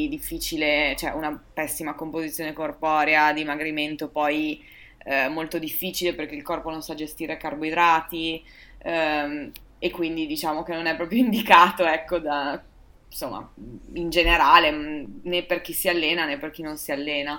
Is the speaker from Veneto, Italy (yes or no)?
yes; Verona, Veneto, Italy; sono di Verona.